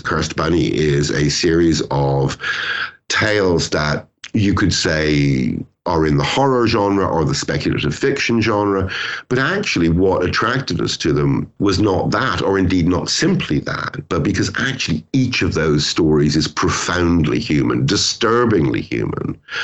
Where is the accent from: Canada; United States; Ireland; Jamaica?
Ireland; also born or lived in Britain; now in United Kingdom; I'm Irish.